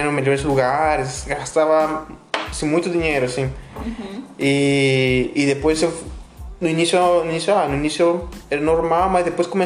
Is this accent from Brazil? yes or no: no; Peru; É... Bom, eu, bom, eu sou do Peru, vocês comentaram, né?